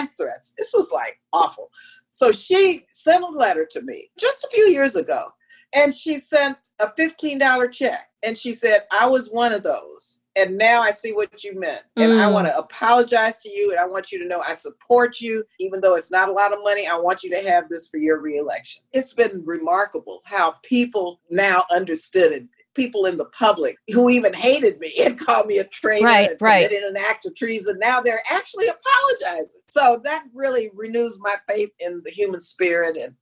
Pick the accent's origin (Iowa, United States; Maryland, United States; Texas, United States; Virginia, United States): Texas, United States; El Paso; also born or lived in California; I'm from El Paso, Texas